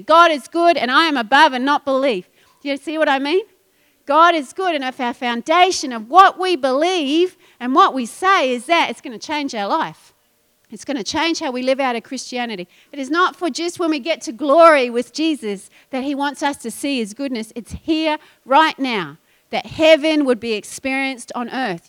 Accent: New Zealand; moved away; I'm a I'm a sheep farmer's daughter, so I get this. And I come from New Zealand where everything's green

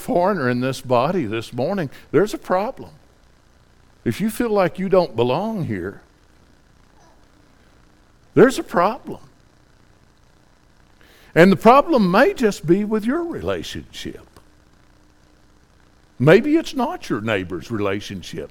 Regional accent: Tennessee, United States; I'm a hillbilly from Tennessee

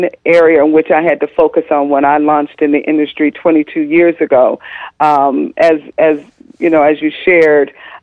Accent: California, United States; moved away as an adult; also born or lived in Atlanta, Georgia; I'm originally from California, so here I found myself 3,000 miles away from home

